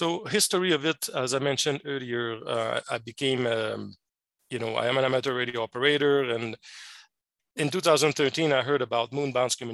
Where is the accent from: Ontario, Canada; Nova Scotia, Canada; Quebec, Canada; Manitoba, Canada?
Quebec, Canada; accent: French Canadian; moved away as an adult; now in Arizona, United States; I'm a French Canadian. I'm originally from Quebec, Canada, the French province of Quebec. That's where mm-hmm. my funny accent is coming from.